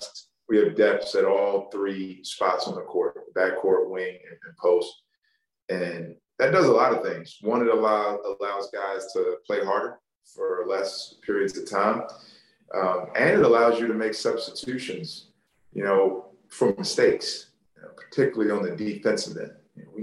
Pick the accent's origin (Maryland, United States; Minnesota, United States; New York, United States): Maryland, United States; Baltimore; growing up in Baltimore